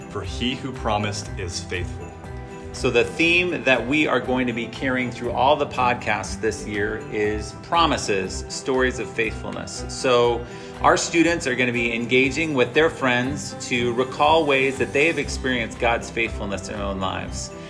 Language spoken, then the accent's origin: English; Indonesia; as I grew up in Indonesia as a missionary kid, um, I went to actually live in the dorm from first grade.